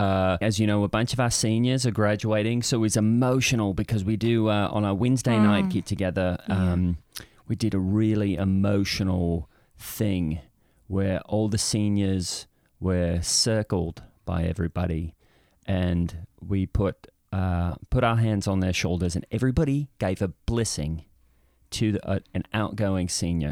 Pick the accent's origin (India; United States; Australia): Australia; Perth, Western Australia; born there; also born or lived in Brisbane / Sydney / Melbourne; I was born in Perth. As a young child, I lived in Brisbane, and then eventually in Sydney, and then over to Melbourne.